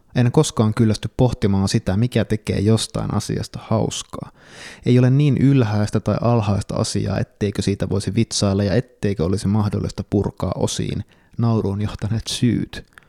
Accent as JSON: {"language": "Finnish", "town": "Kuopio", "region": "North Savo", "country": "Finland", "tie": "born or raised there", "said": "joka olen kasvanut Kuopiossa omakotitalossa"}